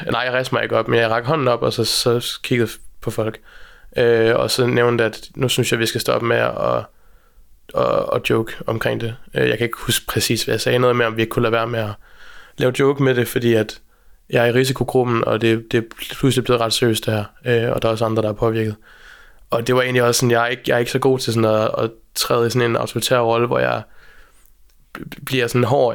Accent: Aalborg, North Denmark Region, Denmark; moved away as an adult; also born or lived in Copenhagen / Berlin; jeg kommer fra Aalborg

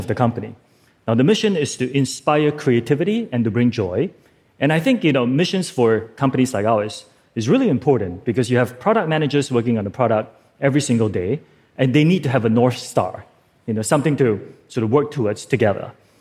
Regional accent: Singapore; I'm from Singapore

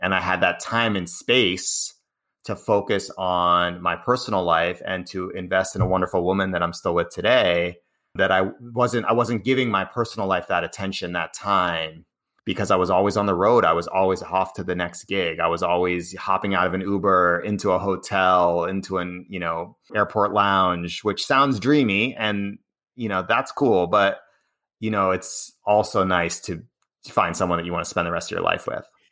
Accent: Cambridge, Massachusetts, United States; I grew up in Cambridge, which is, uh, outside of Boston

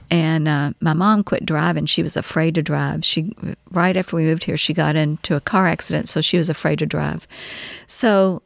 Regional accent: Louisville, Kentucky, United States; also born or lived in Winchester, Kentucky / Owensboro, Kentucky; then we moved back to Louisville and that's where I we stayed

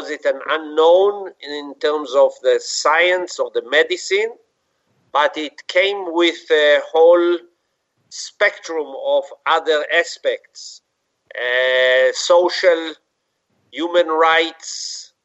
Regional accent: Israel; I was born in Israel, grew up there, had my basic school, high school, university, medical school in Israel.

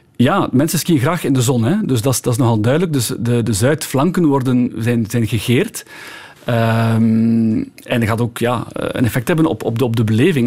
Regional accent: Belgium; moved away as an adult; also born or lived in Val Thorens, France / Orelle, France; Ik ben jaren expat geweest, dus als Belg in het buitenland gaan wonen

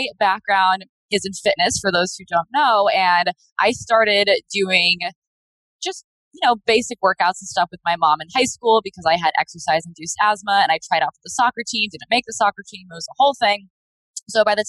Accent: Rhode Island, United States; I grew up in Rhode Island, small state, very, very small feeling of the state.

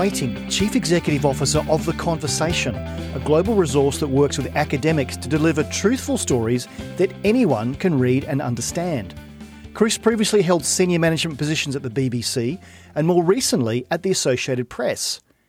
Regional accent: Australia; my home country, Australia.

